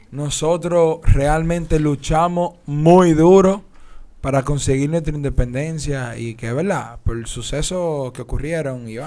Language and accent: Spanish; Dominican Republic; Porque somos dominicanos